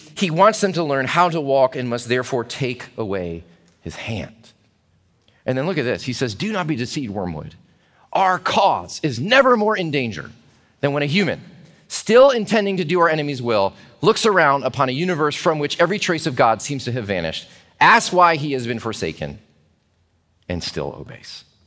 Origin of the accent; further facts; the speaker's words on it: United States; as Americans